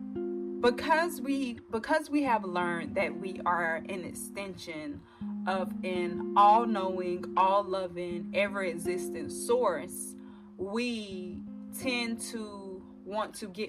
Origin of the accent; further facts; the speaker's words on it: the South, United States; I am also 24-year-old African-American, born and raised in the South